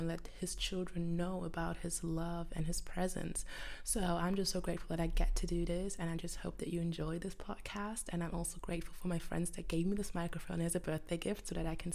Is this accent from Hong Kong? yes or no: no; Germany; I'm from Germany